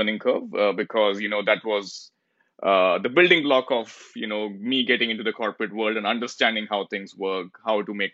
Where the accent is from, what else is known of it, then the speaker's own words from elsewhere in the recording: New Delhi, Delhi, India; moved away as an adult; now in Toronto, Canada; I was born and brought up in India, in a place called New Delhi, the capital of India.